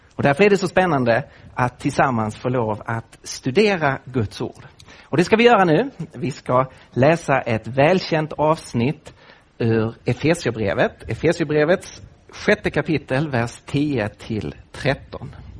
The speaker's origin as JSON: {"language": "Swedish", "town": "Lund", "region": "Skåne", "country": "Sweden", "accent": "Scanian", "moved": "yes", "lives_now": "Nacka, Sweden", "said": "jag bor nu med min familj i Nacka, öster om Stockholm, men jag kommer ju från Skåne, från Lund."}